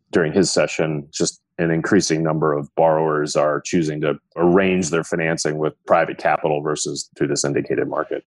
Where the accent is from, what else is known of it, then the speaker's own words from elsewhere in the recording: Libertyville, Illinois, United States; I grew up in the northern suburbs of Chicago, so a suburban town called Libertyville, Illinois.